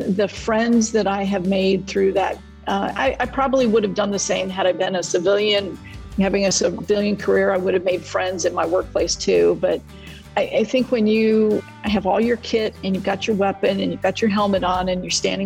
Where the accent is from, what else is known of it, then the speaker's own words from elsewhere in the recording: United States; we're an American